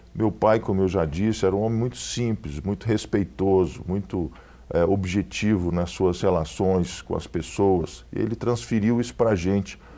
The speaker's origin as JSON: {"language": "Portuguese", "town": "Belo Horizonte", "region": "Minas Gerais", "country": "Brazil", "said": "a nossa família é natural aqui de Belo Horizonte"}